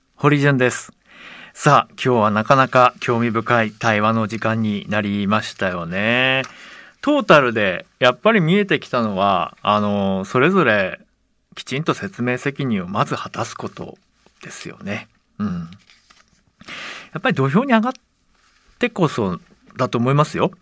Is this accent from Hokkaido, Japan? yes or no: no; Yokohama, Kanagawa, Japan; also born or lived in Kobe, Hyogo; 生まれは兵庫県神戸なんですけど育ちが横浜で